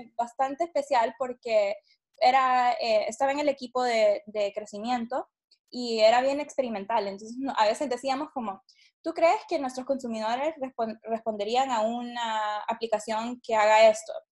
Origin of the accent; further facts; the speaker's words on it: Honduras; nací y crecí en Honduras